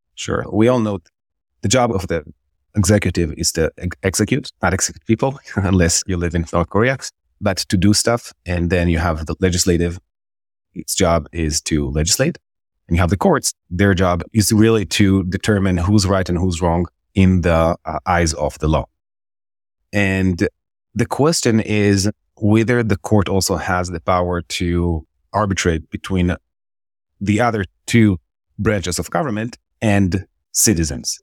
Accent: Israel; moved away as an adult; also born or lived in Jerusalem; now in New York, United States; I'm born and raised Israeli. Uh, I was born in Jerusalem and I grew up in Israel.

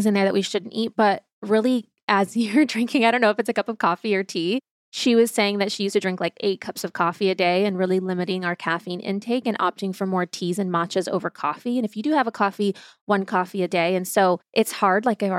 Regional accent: Ohio, United States; born or raised there; also born or lived in Germany; now in Los Angeles, United States

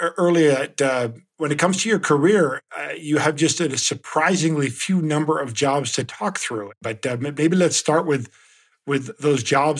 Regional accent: Netherlands; moved away; I'm from the Netherlands. I'm a little bit more Americanized than you are

